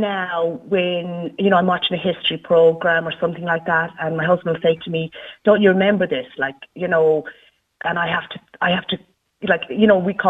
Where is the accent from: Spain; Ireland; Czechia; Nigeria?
Ireland; now in east coast of Ireland; I was born and reared in the Gaeltacht and I had no option because the three nearest schools to me were in the Gaeltacht and they were all Irish speaking, primary school and secondary school.